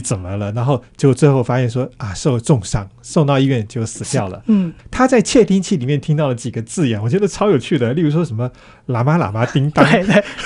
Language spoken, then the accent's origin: Chinese; Taiwan; 我们台湾人